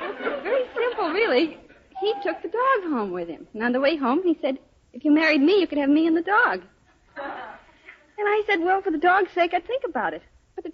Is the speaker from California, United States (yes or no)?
no; Boston, Massachusetts, United States